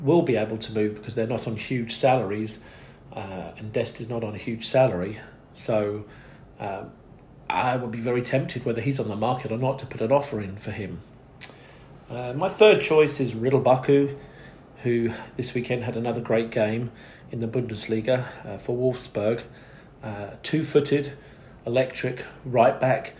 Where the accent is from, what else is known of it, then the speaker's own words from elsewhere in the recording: United Kingdom; now in United States; I'm a Brit living in the US